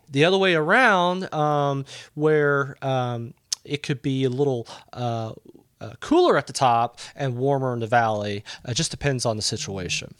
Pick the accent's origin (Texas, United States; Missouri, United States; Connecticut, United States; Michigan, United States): Texas, United States; Southeast; moved away as an adult; I was born in Southeast Texas